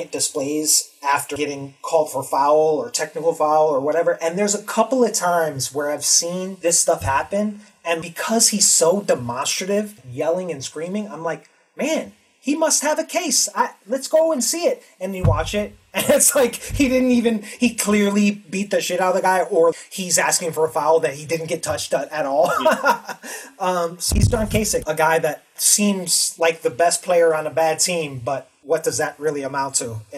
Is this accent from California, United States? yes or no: no; Chicago, Illinois, United States; I'm from Chicago